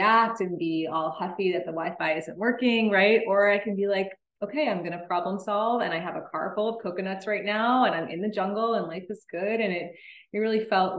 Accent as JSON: {"language": "English", "region": "New York", "country": "United States", "tie": "born or raised there", "moved": "as an adult", "lives_now": "Costa Rica", "said": "And I'm originally from New York. I was born and raised in New York."}